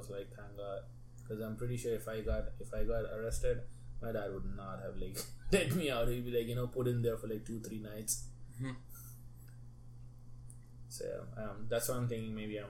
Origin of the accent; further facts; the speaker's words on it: India; moved away as an adult; also born or lived in Texas; I'm Indian.